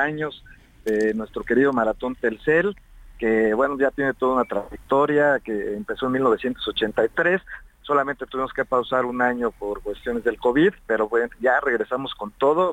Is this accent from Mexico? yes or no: yes; Mexico; cómo somos los mexicanos